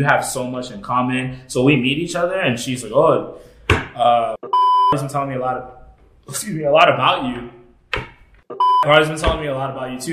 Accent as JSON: {"language": "English", "country": "United States", "said": "I'm American."}